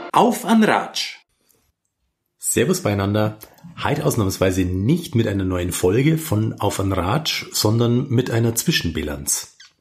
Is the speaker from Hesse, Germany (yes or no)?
no; Simbach am Inn, Bavaria, Germany; in Niederbayern und gerade in der Region, wo ich aufgewachsen bin